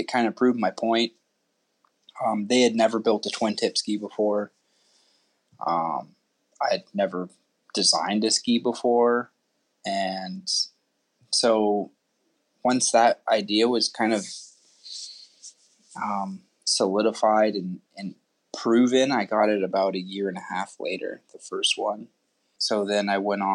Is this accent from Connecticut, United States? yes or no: no; Sun Valley, Idaho, United States; also born or lived in Texas; I'm originally from Sun Valley, Idaho. Been skier all my life.